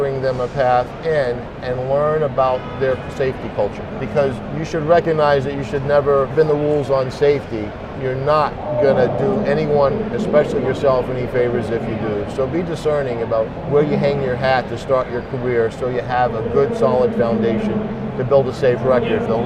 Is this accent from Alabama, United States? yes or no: no; Maine, United States; we're both from Maine